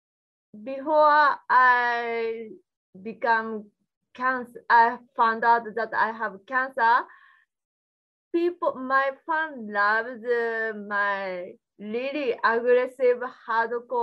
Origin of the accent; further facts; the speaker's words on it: Japan; English is a second language; moved away as an adult; now in United States; In my country, I grew up in Japan